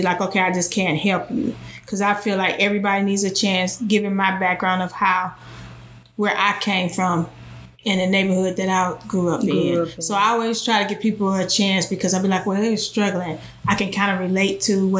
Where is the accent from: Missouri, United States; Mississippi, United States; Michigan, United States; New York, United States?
Michigan, United States; Detroit; I'm originally from Detroit, Michigan